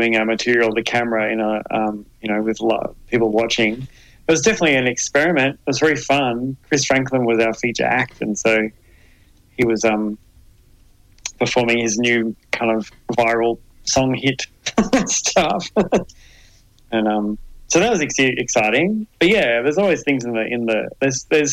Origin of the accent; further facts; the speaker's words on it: Adelaide, South Australia, Australia; also born or lived in Melbourne, Australia; now in Hobart, Australia; I grew up in Adelaide.